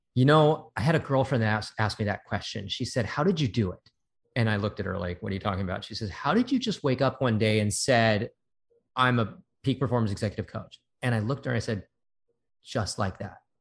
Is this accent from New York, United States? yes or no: no; Santa Monica, California, United States; I was born and raised in Santa Monica.